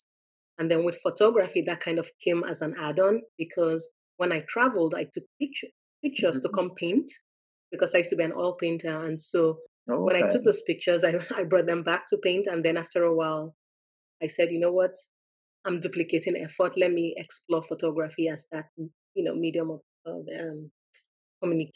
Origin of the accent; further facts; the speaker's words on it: Lagos, Nigeria; moved away as an adult; also born or lived in Maryland, United States; now in United States; I grew up in Lagos, Nigeria.